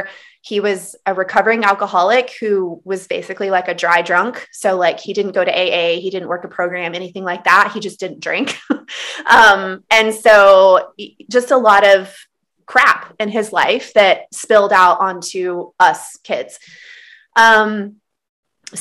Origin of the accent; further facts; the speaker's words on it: Texas Panhandle, United States; I was raised in the Texas Panhandle. I grew up in the Bible Belt in the South